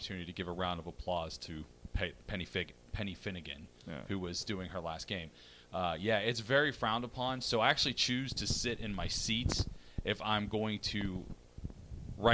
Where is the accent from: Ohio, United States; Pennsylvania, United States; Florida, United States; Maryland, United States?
Pennsylvania, United States; Pittsburgh; I am from Pittsburgh